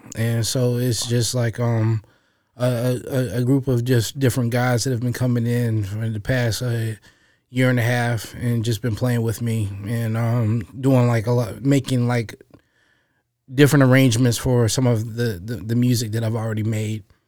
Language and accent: English; Roanoke, Virginia, United States; I was born and raised here in Roanoke, Virginia